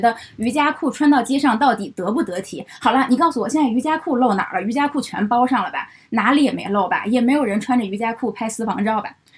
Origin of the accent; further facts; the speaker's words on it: Beijing, China; 我是北京的